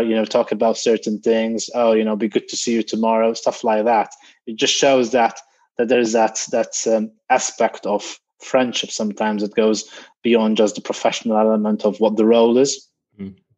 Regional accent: Malta; moved away as an adult; also born or lived in Greece; now in United Kingdom; graduated in Malta, that was my home country

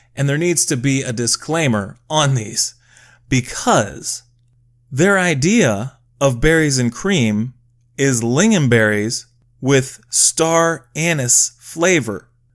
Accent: United States; as an American people

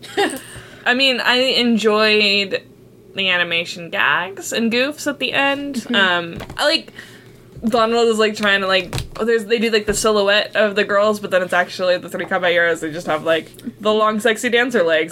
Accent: California, United States; we grew up in California

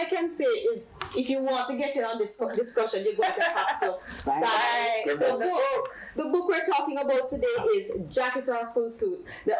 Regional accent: Jamaica; as a Jamaican woman

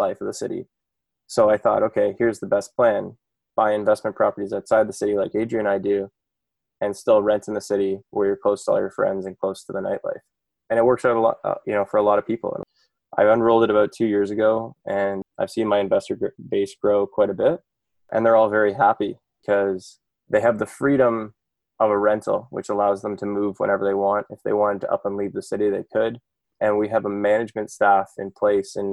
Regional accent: Kitchener, Ontario, Canada; I'm from Kitchener-Waterloo originally.

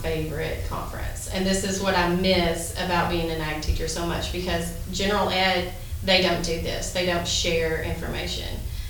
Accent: Norfork, Arkansas, United States; I'm from Norfolk, Arkansas.

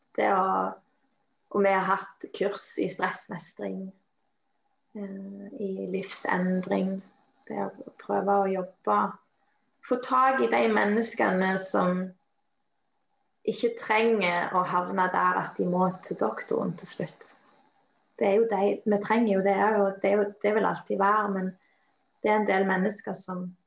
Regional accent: Western Norway, Norway; moved away; jeg kommer fra Vestlandet

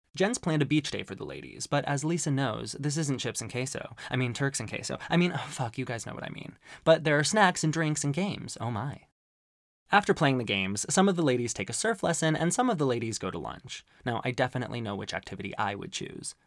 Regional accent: Arizona, United States; growing up in Arizona

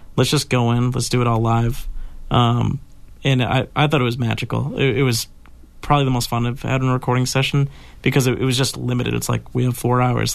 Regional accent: Weymouth, Massachusetts, United States; my hometown

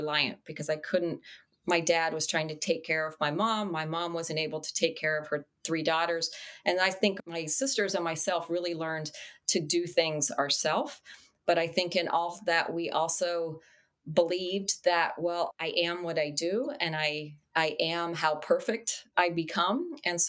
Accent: El Paso, Texas, United States; now in Charlotte, United States; I grew up in El Paso, Texas. I've now been in Charlotte, North Carolina for 37 plus years

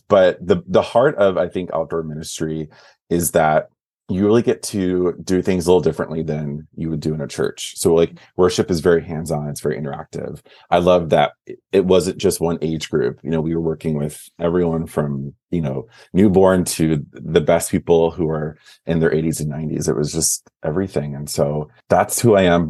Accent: Wisconsin, United States; moved away; also born or lived in Twin Cities / Southern California; I am originally from the Midwest. I'm from Wisconsin, born not born and raised, but raised.

